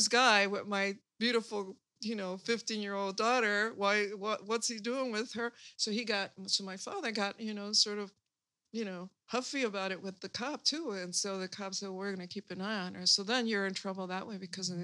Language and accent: English; Chicago, Illinois, United States; I was born and raised in Chicago